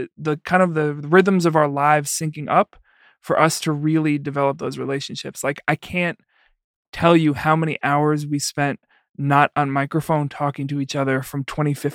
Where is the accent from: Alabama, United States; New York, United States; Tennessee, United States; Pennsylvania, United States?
New York, United States; New York City; also born or lived in Iowa; now in Chicago, United States; I'm from the Bronx originally